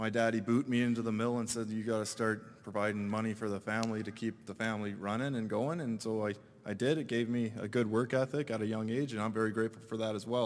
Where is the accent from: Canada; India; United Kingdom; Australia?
Canada; British Columbia; I'm from British Columbia, a little reserve on a mountain.